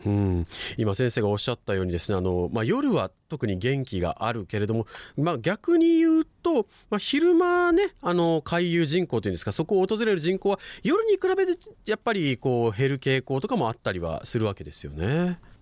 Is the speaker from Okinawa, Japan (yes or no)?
yes; Okinawa, Japan; 沖縄市、まあ、私の地元でもあるんですけれども